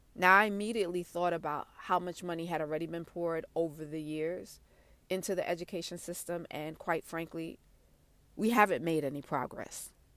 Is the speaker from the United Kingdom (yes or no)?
no; New York City, New York, United States; I'm from Brooklyn